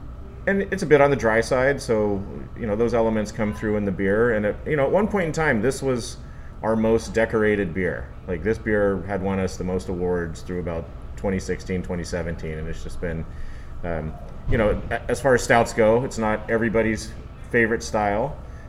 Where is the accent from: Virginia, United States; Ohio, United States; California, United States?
California, United States; Sacramento; born or raised there